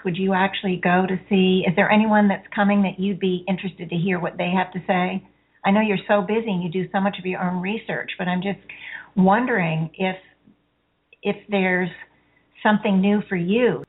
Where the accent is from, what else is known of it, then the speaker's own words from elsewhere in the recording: Connecticut, United States; I'm from Connecticut, also.